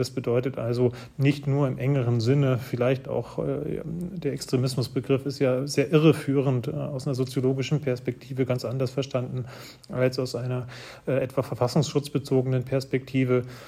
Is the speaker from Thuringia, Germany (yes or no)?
yes; Arnstadt, Thuringia, Germany; Das ist die Stadt, in der ich aufgewachsen bin. Ich stamme aus Thüringen, bin in einem Dorf aufgewachsen und in Arnstadt auf die Schule gegangen